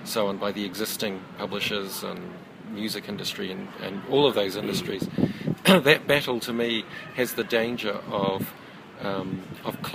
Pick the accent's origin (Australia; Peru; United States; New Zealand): New Zealand; growing up in New Zealand, obsessed with comics